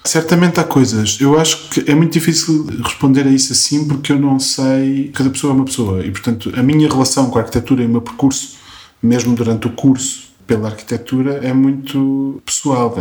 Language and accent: Portuguese; Coimbra, Centro, Portugal; moved away as an adult; now in Lisbon, Portugal; sou de Coimbra e vivo em Lisboa